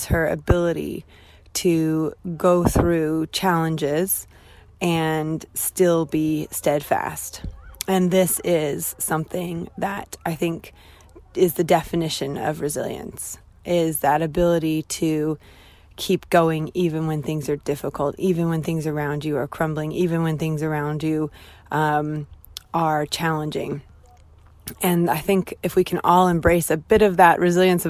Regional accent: United States; now in United Kingdom; I'm American, clearly, and I'm not British

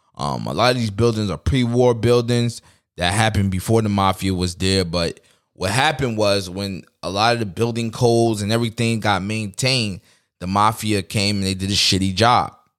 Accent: New York City, New York, United States; I'm from New York City

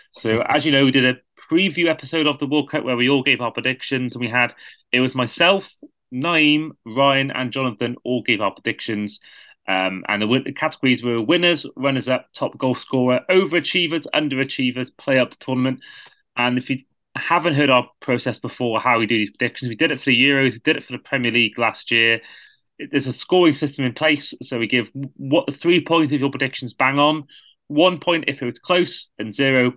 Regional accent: Wales, United Kingdom; a Welshman

